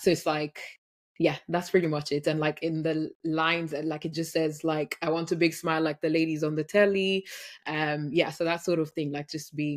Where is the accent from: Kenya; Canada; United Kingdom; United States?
Kenya; I grew up in Kenya